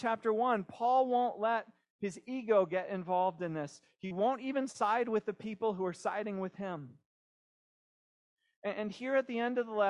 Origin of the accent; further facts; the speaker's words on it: Pennsylvania, United States; We have a small house near where I grew up in Pennsylvania